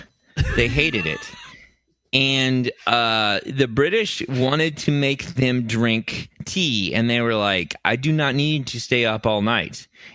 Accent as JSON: {"language": "English", "country": "United States", "said": "I'm from the States, and we were in international waters, so I had diplomatic immunity."}